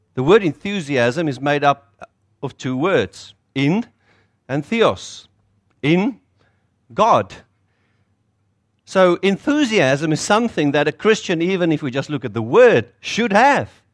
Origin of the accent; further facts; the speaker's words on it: South Africa; accent: South African; moved away as an adult; now in North Shore, New Zealand; you'll hear from my accent. It's South African